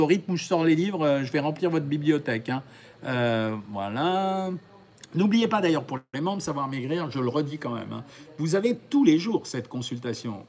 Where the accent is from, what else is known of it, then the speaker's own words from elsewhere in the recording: France; chez nous en France